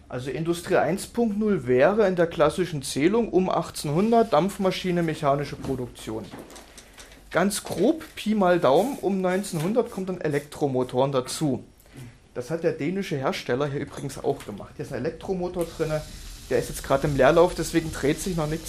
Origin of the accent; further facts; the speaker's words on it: Lusatia, Germany; Also ich bin ja Ossi, komme aus der Lausitz. Da gibt es so Tagebau zum Beispiel. Da buddelt man dann ganze Dörfer weg.